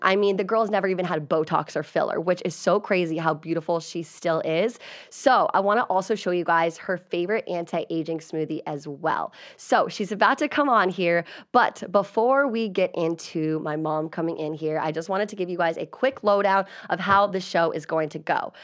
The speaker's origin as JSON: {"language": "English", "region": "Virginia", "country": "United States", "moved": "yes", "said": "I'm originally from Virginia"}